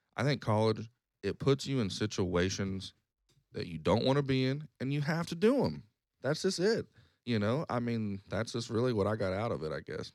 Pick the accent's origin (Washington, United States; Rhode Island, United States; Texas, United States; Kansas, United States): Kansas, United States; Wichita; also born or lived in Lawrence, Kansas; I moved away from Wichita for three years